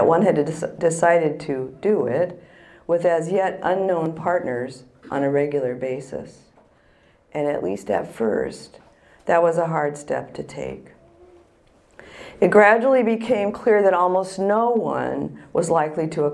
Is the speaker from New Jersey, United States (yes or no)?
no; San Francisco, California, United States; I was born in San Francisco, and I went to a college barely an hour's drive from the famous Haight-Ashbury district.